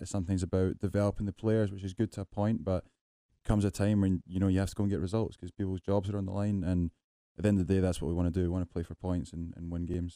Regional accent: Scotland, United Kingdom; moved away; I come from Scotland

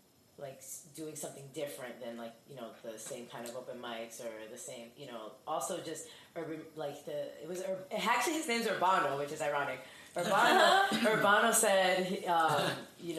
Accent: Elizabeth, New Jersey, United States; I'm from Union County. I'm from Elizabeth.

